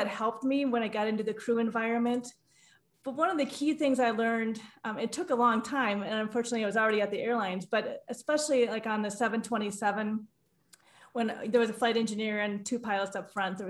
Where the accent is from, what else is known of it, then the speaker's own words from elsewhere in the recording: Midwest, United States; I grew up in the Midwest